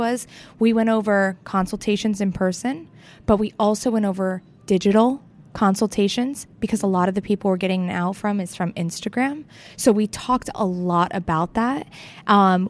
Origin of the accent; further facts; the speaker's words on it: Fort Lauderdale, Florida, United States; I'm from Fort Lauderdale